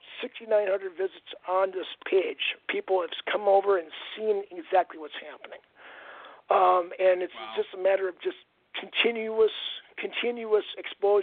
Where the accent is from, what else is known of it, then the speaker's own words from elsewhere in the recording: Aberdeen, South Dakota, United States; I'm from Aberdeen, South Dakota